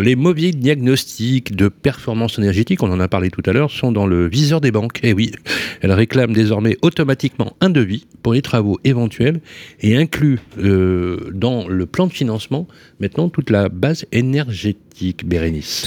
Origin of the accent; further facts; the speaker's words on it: Lyon, Auvergne-Rhône-Alpes, France; moved away; installé à Lyon, notre ville de naissance, puisque moi je suis de la Croix-Rouge